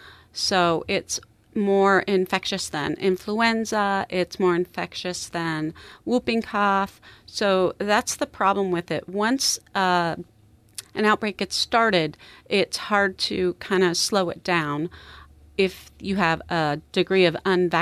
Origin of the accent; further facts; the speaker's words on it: Alaska, United States; also born or lived in Minnesota; I'm from Alaska originally, born and raised.